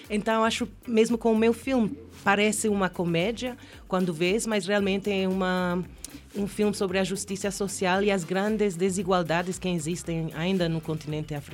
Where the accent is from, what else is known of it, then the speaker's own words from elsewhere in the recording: Gambia; Portuguese is a second language; also born or lived in Spain / Kenya; Quando eu cheguei à Quênia, eu não sou queniana, sou gambiana espanhola ah. e vivi 11 anos